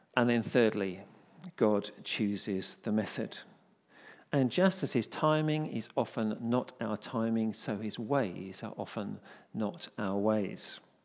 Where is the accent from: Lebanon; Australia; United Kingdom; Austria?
United Kingdom; we're British